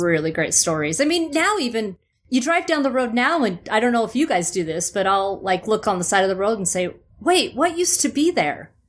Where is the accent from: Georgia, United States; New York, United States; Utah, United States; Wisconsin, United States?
Utah, United States; born or raised there; also born or lived in Phoenix, Arizona / Berkeley, California